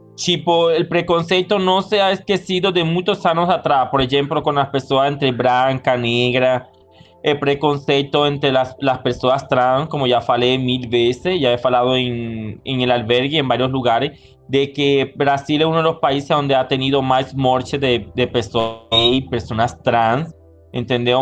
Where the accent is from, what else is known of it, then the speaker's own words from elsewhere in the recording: Venezuela; moved away as an adult; also born or lived in Manaus, Brazil; now in Brazil; yo salí de Venezuela